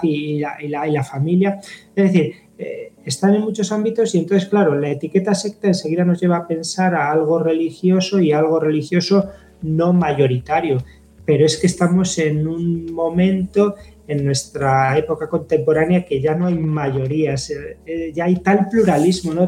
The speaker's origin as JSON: {"language": "Spanish", "town": "Zamora", "region": "Castile and León", "country": "Spain", "tie": "born or raised there", "said": "soy natural de Zamora"}